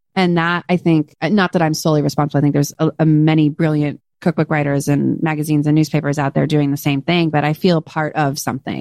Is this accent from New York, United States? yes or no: no; California, United States; I'm from California. It's in my blood